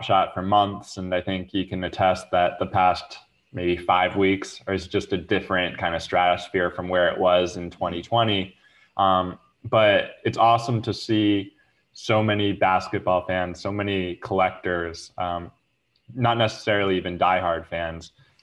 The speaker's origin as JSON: {"language": "English", "region": "New York", "country": "United States", "tie": "born or raised there", "said": "I'm actually born and raised in New York, live in Brooklyn to this date"}